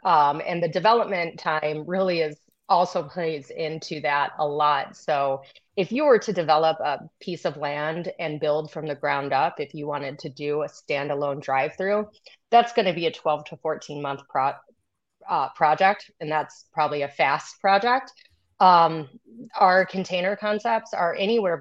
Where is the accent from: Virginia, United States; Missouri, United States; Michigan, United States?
Michigan, United States; northern; I'm from Michigan, so northern Michigan. Top of the Mitten